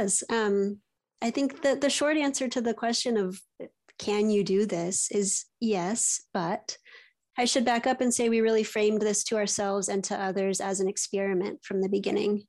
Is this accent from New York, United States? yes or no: no; East Bay, San Francisco Bay Area, California, United States; I was raised in the East Bay, so near the city, um, but outside of it in a, in the suburbs